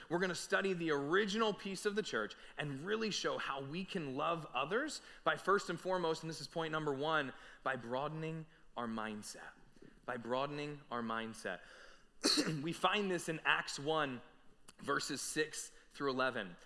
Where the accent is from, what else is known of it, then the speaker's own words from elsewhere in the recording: New Jersey, United States; we were born and raised in South Jersey, right outside of Philadelphia